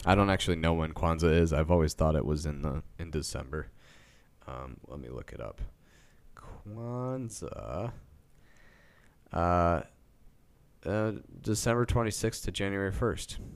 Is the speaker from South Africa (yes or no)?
no; Midwest of the United States, United States; We're from the Midwest of the United States.